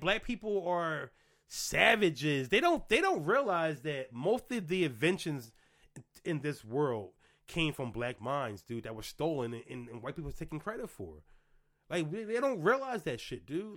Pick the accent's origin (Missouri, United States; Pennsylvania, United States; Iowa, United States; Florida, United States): Pennsylvania, United States; Philadelphia; moved away; I grew up in the projects literally one, two, three, four, five, six blocks from LaSalle University